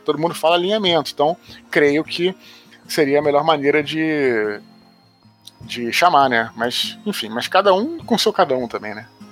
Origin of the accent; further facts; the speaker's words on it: Rio de Janeiro, Brazil; aqui no Rio, é, onde eu moro